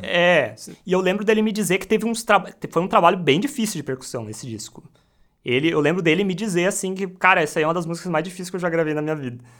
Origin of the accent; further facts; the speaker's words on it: Taquara, Rio Grande do Sul, Brazil; Eu sou natural de Taquara